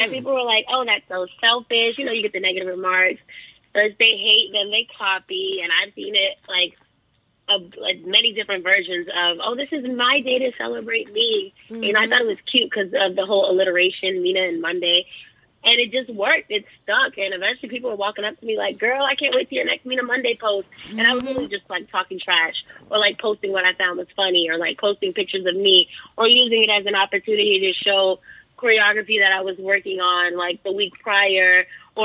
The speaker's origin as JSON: {"language": "English", "town": "Boston", "region": "Massachusetts", "country": "United States", "tie": "born or raised there", "said": "I grew up in Miss Andrea's dance school, the Roxbury Center for the Performing Arts"}